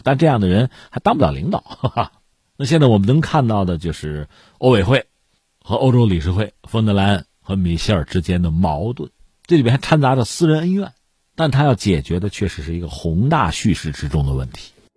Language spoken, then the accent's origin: Chinese; China; 作为一个中国人